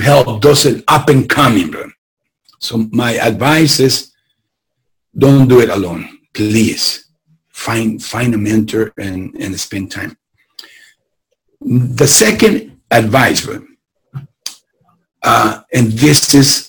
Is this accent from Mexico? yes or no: yes; Tijuana, Baja California, Mexico; moved away as an adult; now in Southern California, United States; I come from Tijuana.